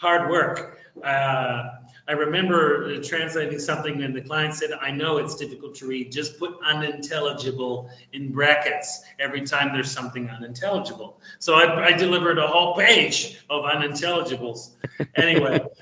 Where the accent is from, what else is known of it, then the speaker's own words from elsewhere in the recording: New Zealand; moved away as an adult; now in Argentina; I'm originally from New Zealand, although I have been living in Latin America, specifically Argentina, for almost 30 years now.